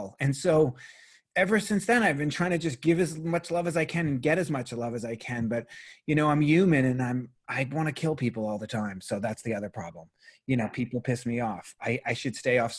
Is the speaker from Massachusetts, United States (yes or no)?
yes; Boston, Massachusetts, United States; I was raised Catholic in Boston, Massachusetts. I was an altar boy in Boston